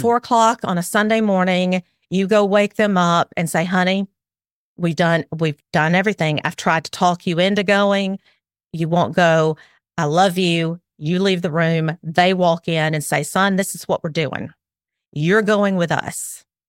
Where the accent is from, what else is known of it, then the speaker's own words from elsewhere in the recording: Alabama, United States; accent: southern; also born or lived in South Carolina; I am way down South in Alabama. Um, I moved, we moved here from South Carolina about four years ago. We moved back to my, um, where I grew up